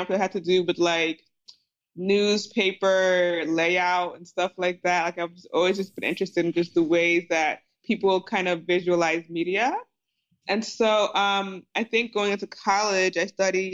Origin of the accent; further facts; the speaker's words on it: New Jersey, United States; I grew up in Jersey. Both my parents are Nigerian immigrants